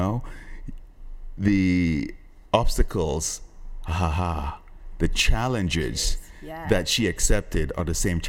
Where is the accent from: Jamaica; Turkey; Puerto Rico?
Jamaica; I'm Jamaican